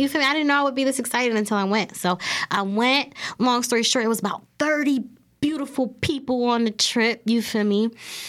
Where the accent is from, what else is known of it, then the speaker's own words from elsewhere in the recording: New Jersey, United States; Like, you know, I can't talk about it because, again, I am from South Jersey.